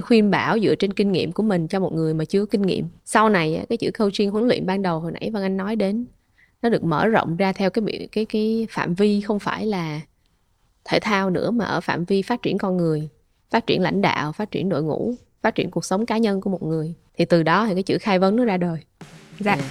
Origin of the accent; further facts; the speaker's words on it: Vietnam; mình là người Việt đầu tiên